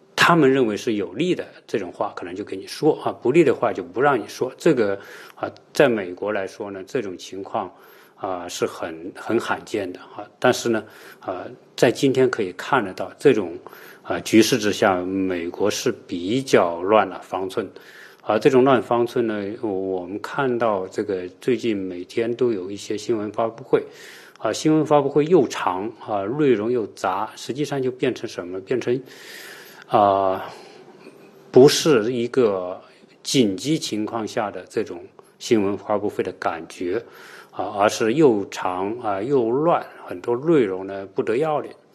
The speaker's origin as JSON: {"language": "Chinese", "country": "China"}